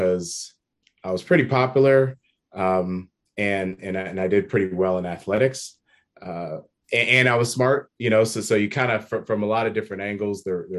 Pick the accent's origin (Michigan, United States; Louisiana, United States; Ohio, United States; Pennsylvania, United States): Ohio, United States; Worthington; I am born and raised in Columbus, in a city that no one's ever heard of. It's a suburb of Columbus called Worthington